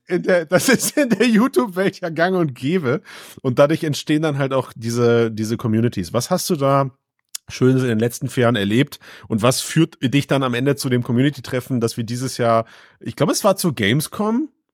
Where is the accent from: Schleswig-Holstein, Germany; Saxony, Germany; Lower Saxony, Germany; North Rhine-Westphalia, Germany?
North Rhine-Westphalia, Germany; Düsseldorf area; ich komm aus dem Düsseldorfer Raum